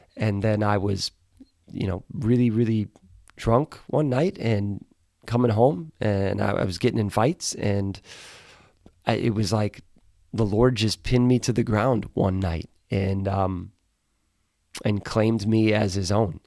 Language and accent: English; right outside of Milwaukee, Wisconsin, United States; I grew up in Wisconsin, right outside of Milwaukee.